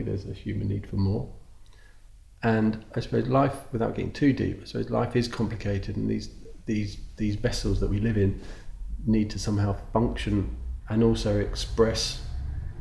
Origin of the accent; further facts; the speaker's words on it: Greenford, London, United Kingdom; also born or lived in Perivale / Northolt; I was born in Perivale. And the first house was in Greenford